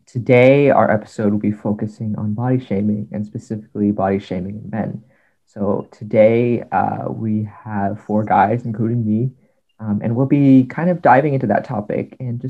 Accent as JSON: {"language": "English", "country": "United States", "tie": "born or raised there", "said": "I am Vietnamese American. I'm 20 years old and I grew up in the United States all my life, but in a Vietnamese household."}